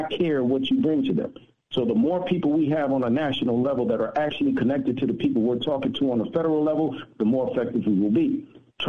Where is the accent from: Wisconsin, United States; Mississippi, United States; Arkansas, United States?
Mississippi, United States; Indianola; I was born in Indianola, Mississippi